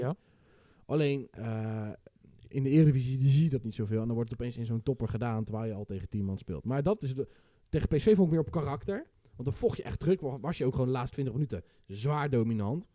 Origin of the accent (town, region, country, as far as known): Westland, South Holland, Netherlands